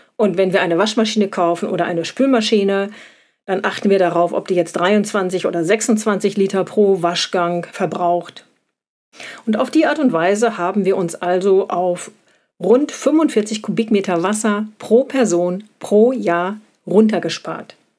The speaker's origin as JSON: {"language": "German", "country": "Germany", "said": "bei uns in Deutschland"}